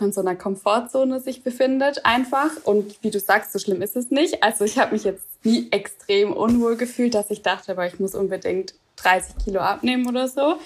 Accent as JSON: {"language": "German", "region": "Swabia", "country": "Germany", "said": "ich komme aus dem Schwabenland"}